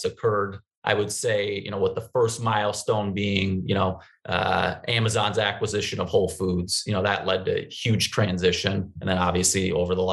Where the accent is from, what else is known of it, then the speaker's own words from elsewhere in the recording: St. Paul, Minnesota, United States; also born or lived in Madison, Wisconsin; I did work in a public high school in my hometown of St. Paul for close to a year after graduating